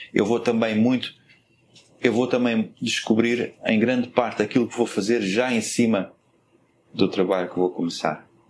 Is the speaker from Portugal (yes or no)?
yes; Portugal; moved away; até nós saímos de Portugal